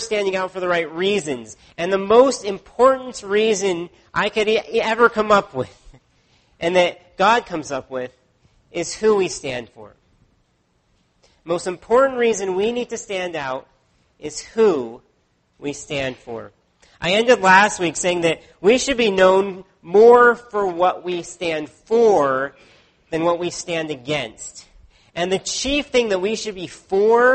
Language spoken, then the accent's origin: English; United States; now in Canada; Growing up in the States, I had to memorize the presidents from Washington to Bush at that time.